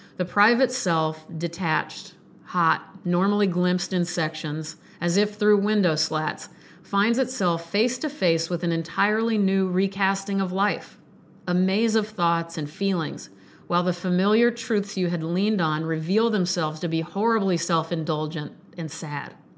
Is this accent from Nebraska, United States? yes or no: yes; Omaha, Nebraska, United States; North Omaha, which, by the way, is my birthplace. I grew up in North Omaha